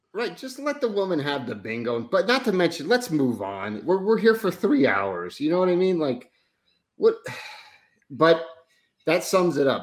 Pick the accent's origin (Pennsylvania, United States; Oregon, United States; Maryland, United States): Oregon, United States; I'm from Oregon, but because I have a New York Italian mother